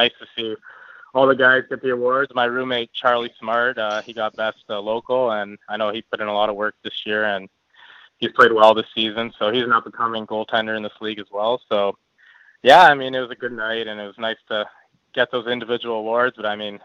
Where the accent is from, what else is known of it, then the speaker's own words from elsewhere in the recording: Windsor, Ontario, Canada; moved away as an adult; I was playing in my hometown in Windsor, Ontario